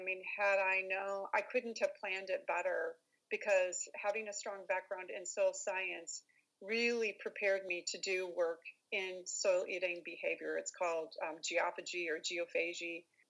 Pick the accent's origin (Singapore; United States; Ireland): United States; Iowa; also born or lived in Texas; And I was born in Texas, but I've lived all over the place. So I spent my formative years in Iowa. So I often consider myself an Iowan. But when I'm here in Texas, I consider myself a Texan.